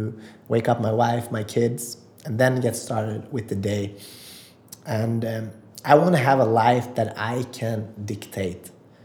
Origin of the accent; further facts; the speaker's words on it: North Macedonia; English is a second language; And champion od život, I'm from original from Macedonia, and that means a winner in life.